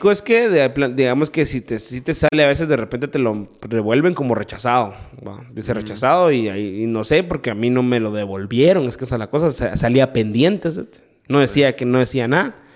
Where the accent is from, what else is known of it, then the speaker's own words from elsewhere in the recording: Guatemala; pero pronto soy guatemalteco, esto, esto, o sea, todo así como con detalles, ¿va?